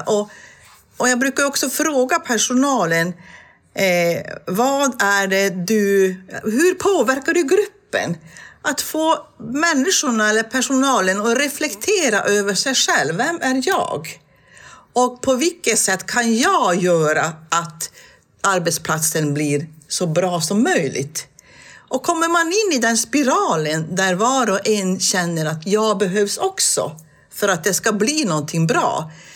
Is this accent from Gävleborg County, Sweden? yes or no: no; Tornedalen, Norrbotten County, Sweden; det jag är uppvuxen med uppe i Tornedalen